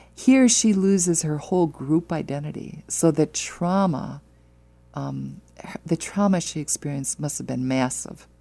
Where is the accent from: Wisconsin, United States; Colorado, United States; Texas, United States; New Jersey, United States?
Wisconsin, United States; now in Omaha, United States; I'm from Wisconsin